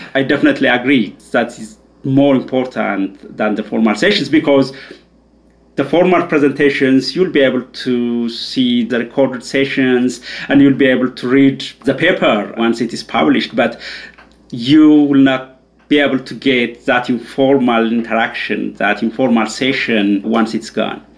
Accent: Ethiopia; moved away as an adult; also born or lived in Leuven, Belgium; I'm originally from Ethiopia. That's where I grew up and did my undergrad

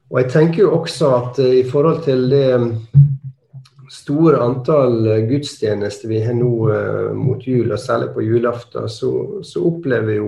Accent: Møre og Romsdal, Norway; now in Alta, Norway; Jeg er opprinnelig sunnmøring, men har bodd i, i Alta en 15-20 år.

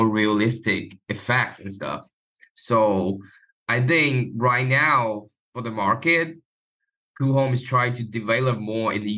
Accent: Taiwan; I'm from Taiwan.

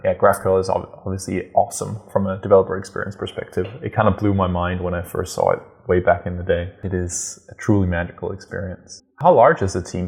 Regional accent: Denmark; I'm originally from Denmark. I was born in Denmark, and so Lego is obviously dear to my, my heart. I grew up with all the Lego you can imagine

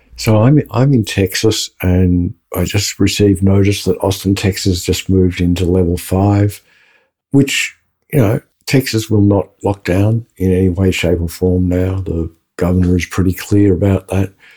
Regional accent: Australia; I am Australian because I said Brisbane.

